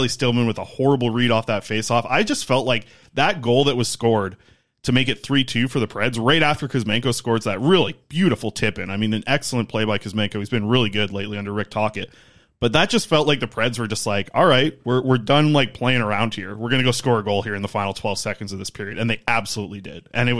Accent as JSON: {"language": "English", "town": "Nanaimo", "region": "British Columbia", "country": "Canada", "tie": "born or raised there", "said": "I have a lot of friends on Vancouver Island, obviously, that's where I grew up in Nanaimo"}